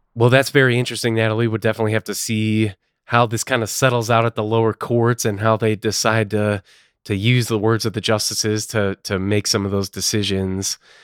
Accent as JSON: {"language": "English", "region": "Illinois", "country": "United States", "tie": "born or raised there", "said": "My home state, where, where I'm currently located, Illinois"}